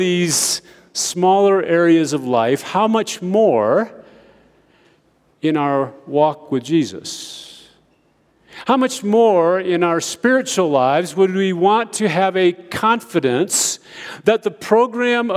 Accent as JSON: {"language": "English", "country": "United States", "tie": "born or raised there", "moved": "as an adult", "lives_now": "Ethiopia", "said": "growing up in America"}